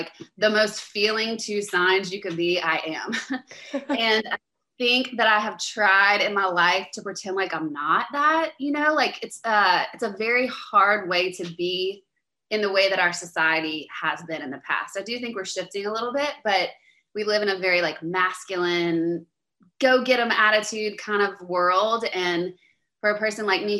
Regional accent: Louisiana, United States; I'm from Louisiana, so anyone from the States listening knows I'm kind of like a raging Cajun

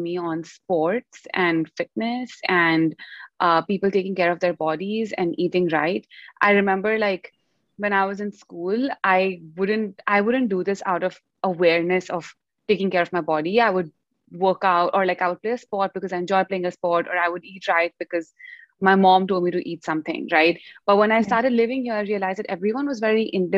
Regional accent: India; moved away as an adult; also born or lived in United States; growing up in India, and then coming to the US to study

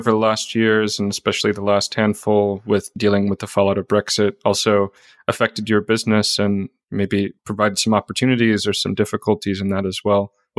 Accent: United States; now in Portugal; as an American citizen trying to live anywhere

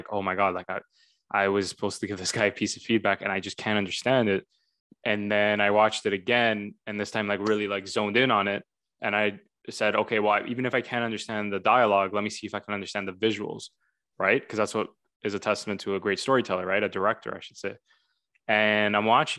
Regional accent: Canada; I being Canadian, as fellow Canadians listening to this know, we have to learn French until grade 9

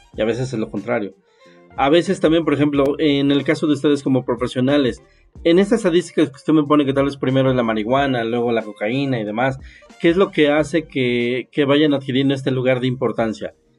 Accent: Mexico; somos un país que no está dedicado a la investigación ni al desarrollo

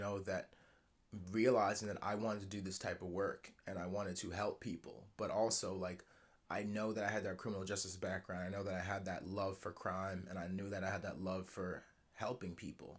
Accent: Lower Westchester, New York City area, United States; growing up in Lower Westchester, New York City area

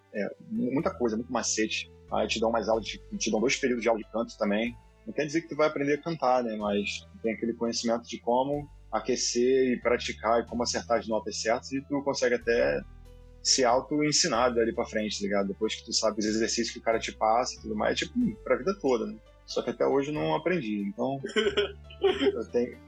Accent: Rio de Janeiro, Brazil; now in United States; sou de Guadalupe, nascido e criado, terra do rock pobre

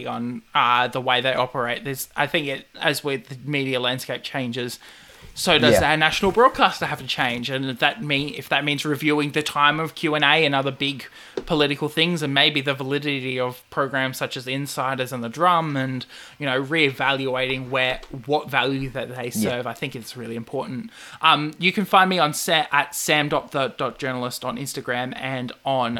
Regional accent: Queensland, Australia; myself as a Queenslander.

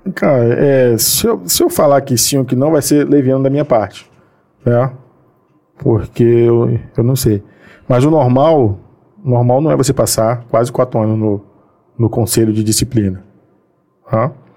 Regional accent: Bahia, Brazil; now in Rio de Janeiro, Brazil; eu sou baiano

